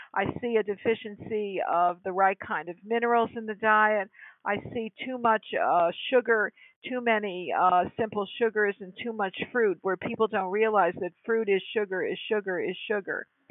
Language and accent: English; Connecticut, United States; moved away as an adult; also born or lived in California; I was hired from my home state of Connecticut to come to the great state of California